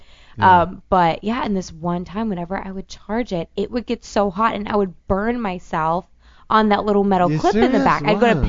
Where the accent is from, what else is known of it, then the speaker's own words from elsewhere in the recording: Chicago, Illinois, United States; I was a theater kid growing up in Chicago